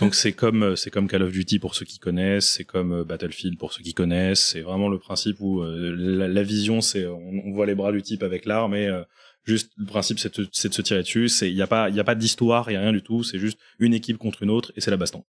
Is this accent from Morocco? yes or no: no; Reims, Grand Est, France; moved away as an adult; now in Lyon, France; je viens de Reims. J'ai fait à peu près 12 ans là-bas, l'équivalent de toutes mes études supérieures.